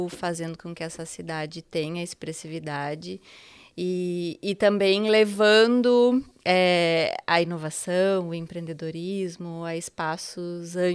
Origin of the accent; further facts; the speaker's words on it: Porto Alegre, Rio Grande do Sul, Brazil; now in Santa Catarina, Brazil; É, bom, eu sou gaúcha, né? sou porto-alegrense.